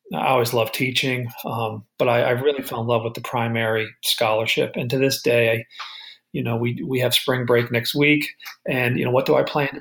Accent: Upper South, United States; moved away as an adult; also born or lived in Pensacola, Florida; growing up in the Upper South and then traveling to the North

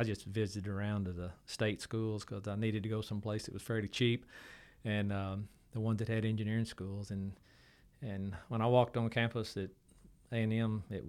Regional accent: Waco, Texas, United States; So my growing up in Waco is just – really fond memories.

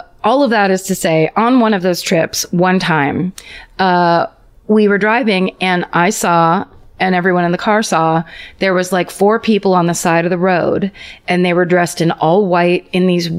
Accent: Petaluma, California, United States; 30 miles north of the Golden Gate Bridge is my hometown, Petaluma

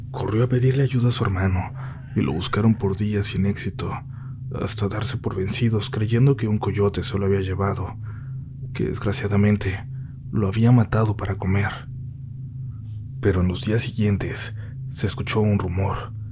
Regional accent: Navolato, Sinaloa, Mexico; Nosotros somos de Nabolato, Sinaloa, y hace ya varios años se contaban muchas historias sobre brujos, brujas y nahuales

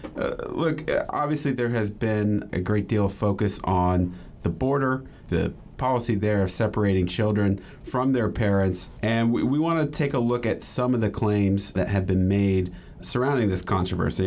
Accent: Texas, United States; we're both from Texas

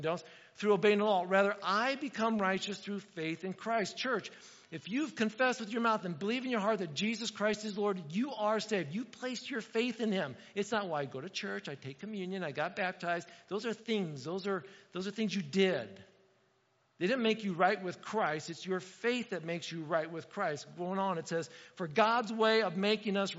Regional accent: Indiana, United States; moved away; I grew up in Indiana

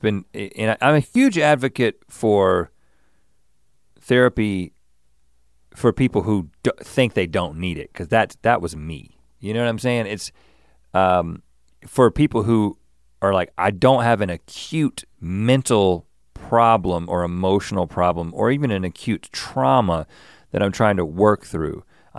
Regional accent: Buies Creek, North Carolina, United States; I grew up in Buies Creek. You know what I'm saying?

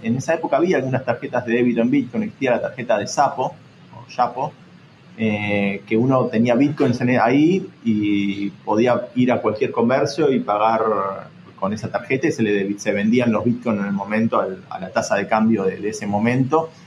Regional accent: Argentina; viniendo sobre todo de un país como Argentina

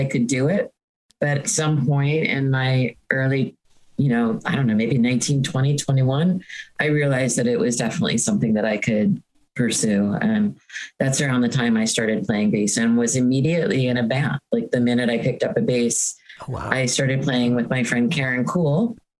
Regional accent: Hoboken, New Jersey, United States; I grew up in Hoboken, and I don't think that any of us at that time, growing up in those years in Hoboken, were very nerdy. It was still, Hoboken was still a very blue collar city

